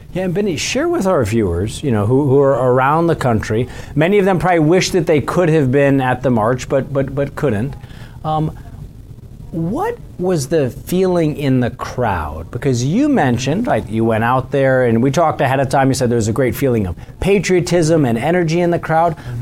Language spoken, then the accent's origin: English; Missouri, United States; my home state of Missouri